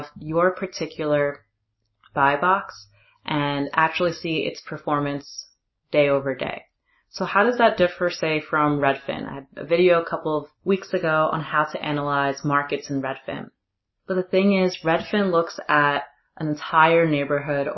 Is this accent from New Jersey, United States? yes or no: yes; New Jersey, United States; moved away; I'm actually back in my home state, New Jersey